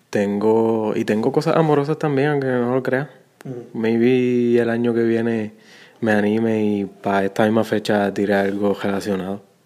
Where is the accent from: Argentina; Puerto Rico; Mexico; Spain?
Puerto Rico; Guayanilla; yo que soy de, allí de Guayanilla